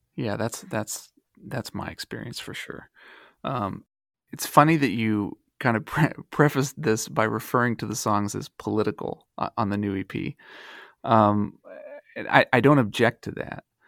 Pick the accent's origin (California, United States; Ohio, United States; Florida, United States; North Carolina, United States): Ohio, United States; Dayton; moved away; I was born and raised in Dayton, Ohio, and I live there again